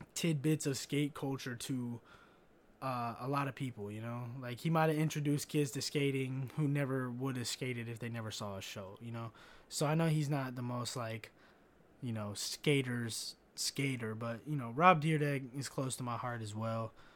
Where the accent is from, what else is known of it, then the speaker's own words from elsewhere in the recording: Kentucky, United States; growing up in Kentucky